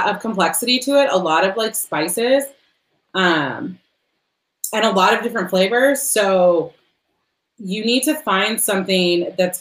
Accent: United States; I've been told that I speak French like an American, and I'm like, oh, I am

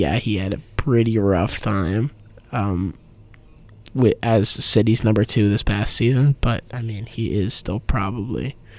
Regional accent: Connecticut, United States; I grew up about 45 minutes away from there in my home state of Connecticut

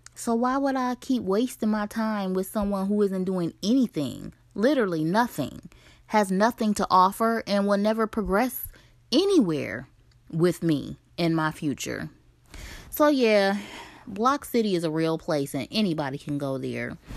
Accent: Ohio, United States; moved away as an adult; Ohio is my home state, and I've lived in a few different states in the last eleven years or so

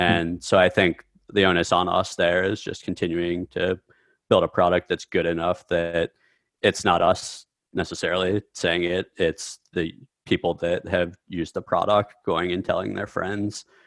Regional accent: Midwest, United States; I grew up in the Midwest

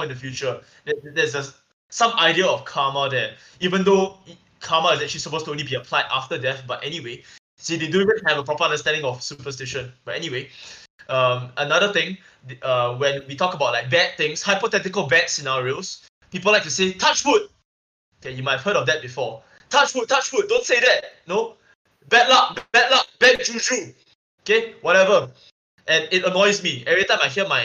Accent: Singapore; us as Singaporean Christians

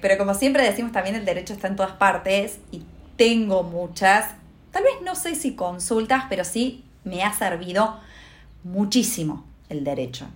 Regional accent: interior of Córdoba province, Argentina; moved away as an adult; now in Buenos Aires, Argentina; sos del interior, del interior, ¿no? Porque no soy ni siquiera de Córdoba Capital

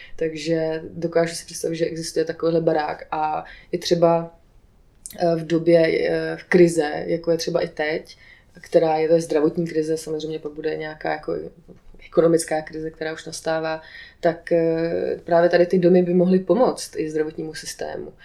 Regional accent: Aš, Karlovy Vary Region, Czechia; moved away; Já jsem původně z Aše

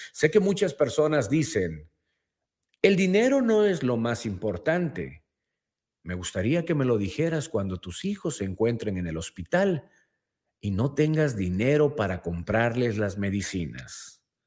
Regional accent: Mexico; nosotros mismos como mexicanos

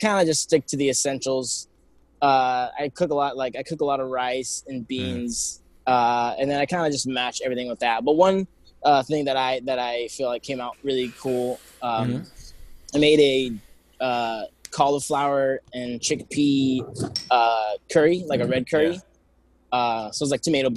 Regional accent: Downey, California, United States; now in Baldwin Park, United States; I grew up in Downey.

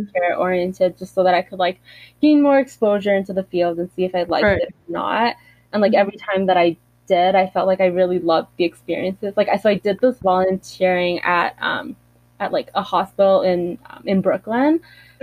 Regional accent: Canada; me being Canadian

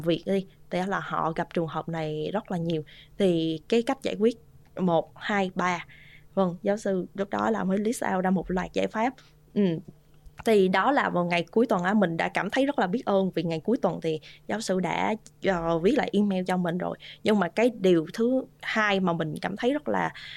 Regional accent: Vietnam; moved away; có một mình mình người Việt Nam trong cái khóa học

